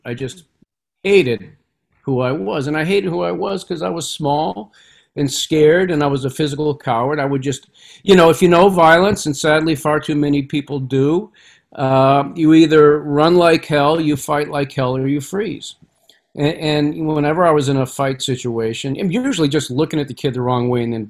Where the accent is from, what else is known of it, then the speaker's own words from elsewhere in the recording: Massachusetts, United States; I mean, we grew up on the Merrimack River in these mill towns. I was a little kid.